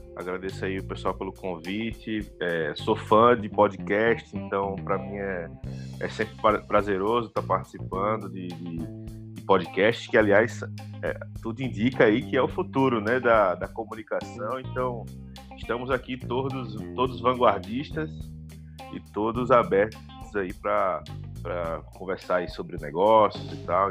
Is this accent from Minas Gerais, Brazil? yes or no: no; Recife, Pernambuco, Brazil; eu sou de Recife